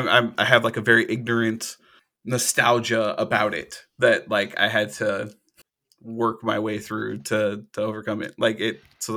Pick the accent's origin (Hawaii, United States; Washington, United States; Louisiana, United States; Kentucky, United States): Hawaii, United States; moved away; back when I grew up in Hawaii